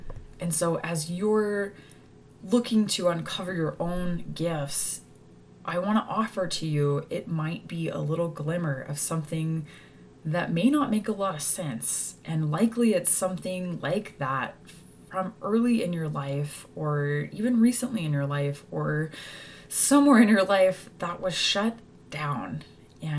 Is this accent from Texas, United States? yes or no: yes; Texas, United States; moved away; Growing up in Texas